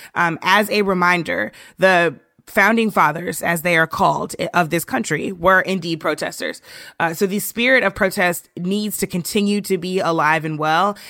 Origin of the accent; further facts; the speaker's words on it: St. Louis, Missouri, United States; my hometown of Saint Louis